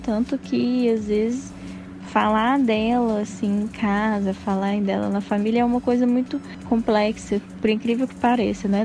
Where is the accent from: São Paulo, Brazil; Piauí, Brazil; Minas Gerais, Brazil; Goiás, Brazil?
Minas Gerais, Brazil; Passos; moved away; Eu nasci em Passos, fica no sudoeste de Minas Gerais, perto de Furnas